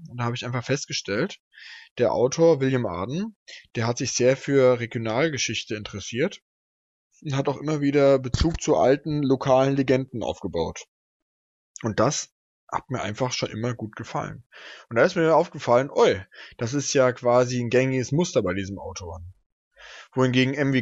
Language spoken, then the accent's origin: German; Hesse, Germany; now in Berlin, Germany; ich komme ja aus Hessen